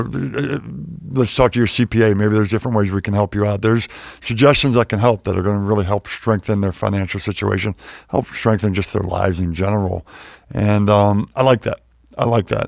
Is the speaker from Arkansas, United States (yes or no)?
no; Pittsburgh, Pennsylvania, United States; moved away; also born or lived in Wheeling, West Virginia / Chapel Hill, North Carolina; I grew up in Pittsburgh, born in Wheeling, West Virginia